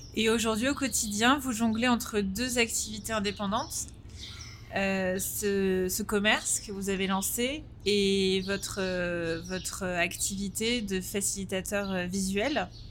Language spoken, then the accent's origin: French; Paris, Île-de-France, France; en tant que Français parisiens